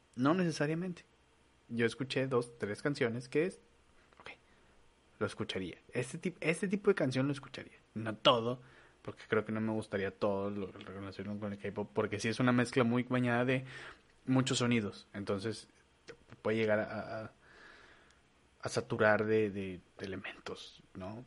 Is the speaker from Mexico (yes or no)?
yes; Torreón, Coahuila, Mexico; ni yo que nací en Torreón pinche, que tengo raíces mexicanas